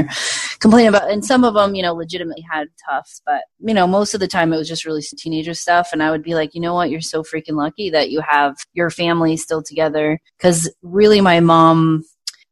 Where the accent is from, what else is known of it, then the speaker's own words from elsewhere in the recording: Providence, Rhode Island, United States; moved away as an adult; now in Phoenix, United States; I was born in Providence and I grew up there until I was 19 and then I moved away